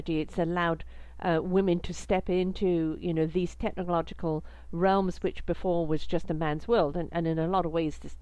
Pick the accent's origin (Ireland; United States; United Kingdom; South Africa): United Kingdom; I'm British